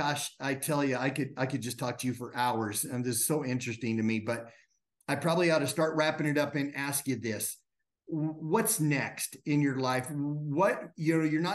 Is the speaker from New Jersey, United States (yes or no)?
no; Wyoming, United States; I grew up in Wyoming